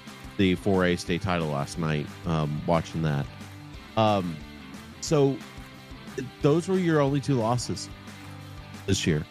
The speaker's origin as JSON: {"language": "English", "town": "Carrollton", "region": "Georgia", "country": "United States", "tie": "born or raised there", "said": "growing up in Carrollton and being in Central"}